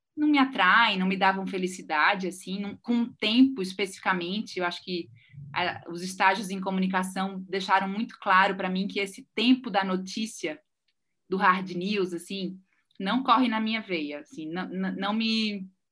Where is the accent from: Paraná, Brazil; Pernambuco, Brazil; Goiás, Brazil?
Pernambuco, Brazil; Recife; moved away as an adult; now in São Paulo, Brazil; eu sou recifense é, e moro em São Paulo desde 2009.